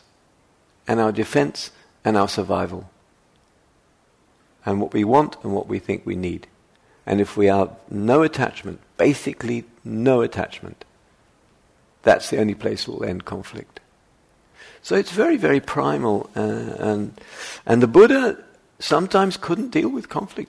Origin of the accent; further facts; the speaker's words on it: United Kingdom; moved away; I'm British, as you can tell.